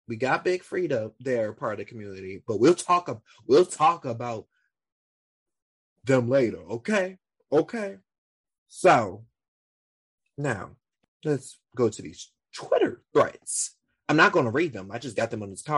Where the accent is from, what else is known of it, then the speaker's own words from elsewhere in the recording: Louisiana, United States; I'm from Louisiana South too, and I know the gay community around here